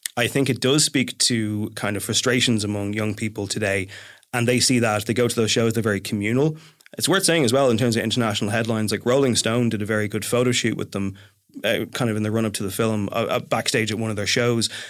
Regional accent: Ireland; I am from the Republic

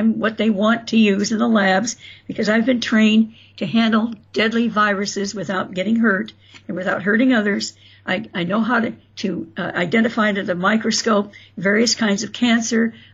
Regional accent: South Bend, Indiana, United States; born there; also born or lived in Florida; I was tired of Florida. I missed where I was born in South Bend.

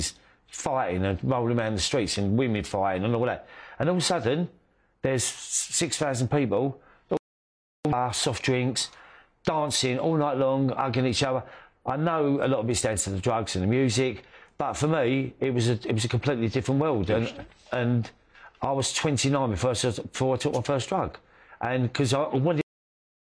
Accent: London, United Kingdom; growing up in the East End and, you know, working class background

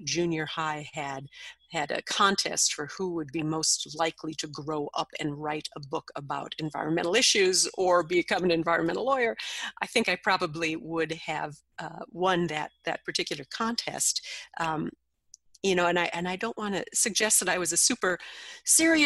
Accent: Minnesota, United States; my home state of Minnesota

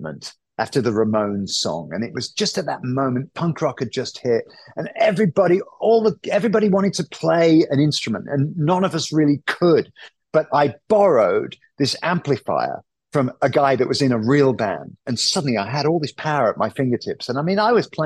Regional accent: United Kingdom

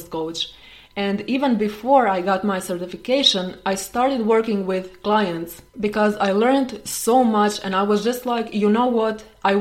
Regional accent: Croatia; I am from Croatia.

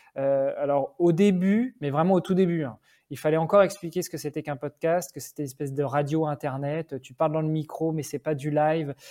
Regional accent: France; moved away as an adult; now in Luxembourg; même si j'habite Luxembourg depuis 15 ans, je suis français, je suis d'origine même franco-italienne

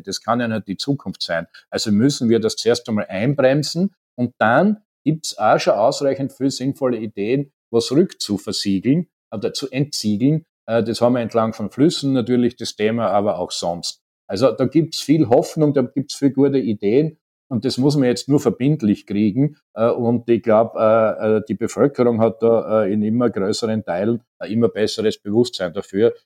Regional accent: Styria, Austria; in der Steiermark, mein Heimatbundesland ist ja

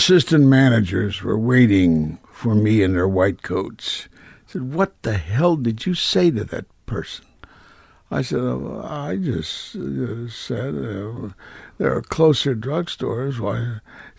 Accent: Kansas City, Kansas, United States; moved away; a jock from Kansas

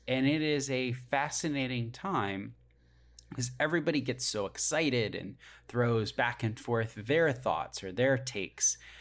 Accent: United States; I'm an American

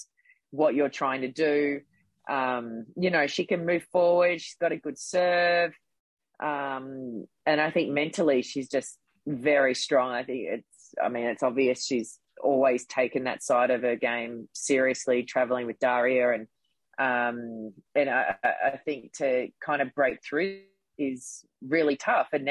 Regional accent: Gold Coast, Queensland, Australia; also born or lived in Brisbane / Adelaide; I was born in Brisbane. When I was young, we moved to Adelaide for 5 years, and that's actually where I started playing tennis. And when I was about 8 or 9, we moved back to the Gold Coast.

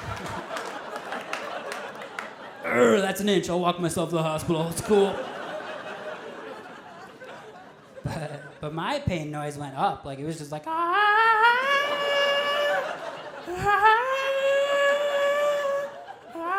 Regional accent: Minnesota, United States; I'm originally from Minnesota

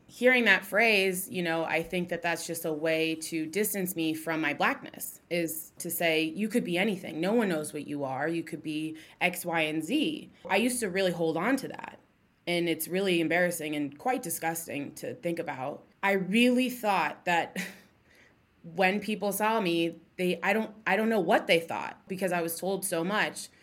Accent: Columbus, Ohio, United States; I'm from Columbus, Ohio. You know, I lived here pretty much my whole life

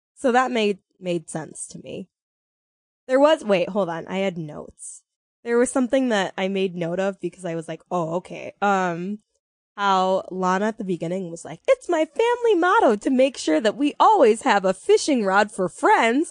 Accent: United States; we're American

